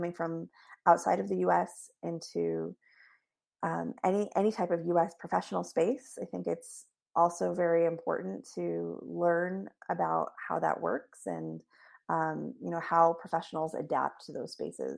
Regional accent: Tewa people, Northern Rio Grande Pueblos, New Mexico, United States; I come from the Tewa people, the Northern Rio Grande Pueblos

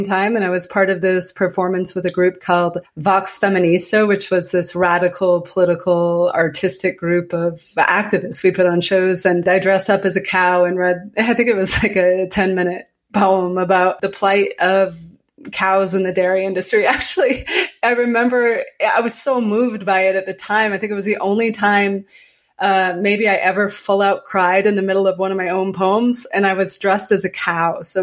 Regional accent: Calais, Maine, United States; now in Colorado, United States; I grew up in Calais, Maine

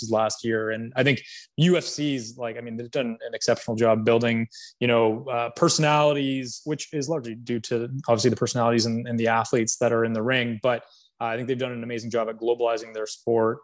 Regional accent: Canada; I'm from Canada

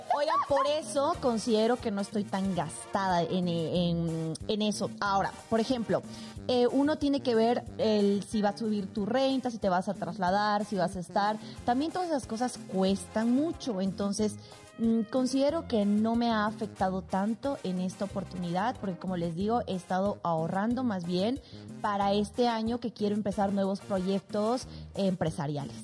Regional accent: Bolivia; moved away as an adult

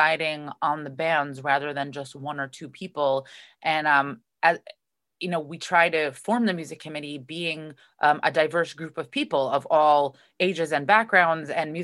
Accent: Kingston, New York, United States; born or raised there

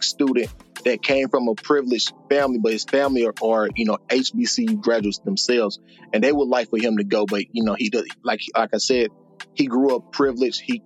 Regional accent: St. Louis, Missouri, United States; moved away as an adult; also born or lived in Virginia / California; I know I'm from the Midwest

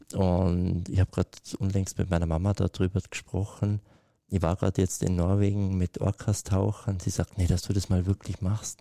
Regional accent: Kleinwalsertal, Vorarlberg, Austria; Ich bin ja in den Alpen aufgewachsen. Ne? Ich bin irgendwie auf äh, im Kleinwalsertal, liegt auf 1100 Meter

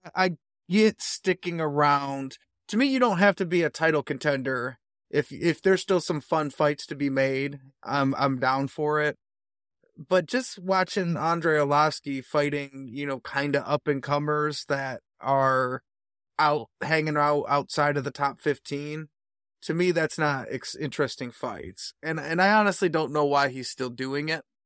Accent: United States; I am an American, I'm a typical American

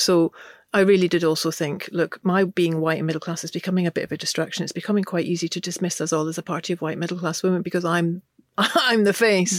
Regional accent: Glasgow, Scotland, United Kingdom; I grew up in Glasgow, uh, in the nineteen seventies, and my, uh, parents were both English

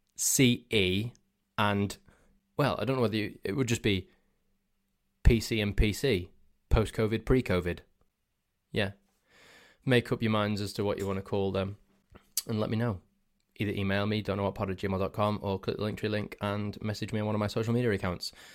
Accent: Crewe, North West England, United Kingdom; where I'm actually from, instead of near Manchester. So I said, "I'm from Crewe in Cheshire."

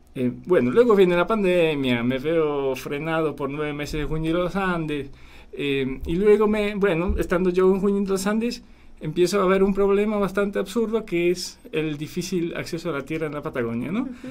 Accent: Poland; also born or lived in Paraguay; now in Argentina; yo soy de Polonia, tengo nombre polaco

